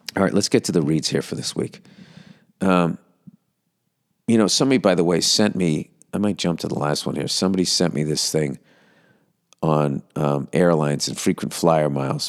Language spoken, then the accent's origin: English; Massachusetts, United States; I am from Massachusetts.